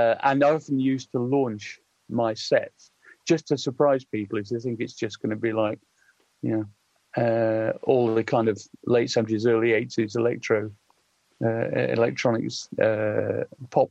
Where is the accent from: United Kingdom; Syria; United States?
United Kingdom; Sheffield, Yorkshire and the Humber; I grew up in Sheffield, which is, you know, jokingly referred to as the Socialist Republic of South Yorkshire.